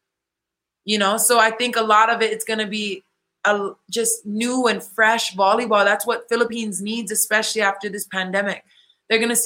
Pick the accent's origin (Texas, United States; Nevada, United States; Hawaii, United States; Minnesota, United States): Hawaii, United States; now in Puerto Rico; my hometown in Hawaii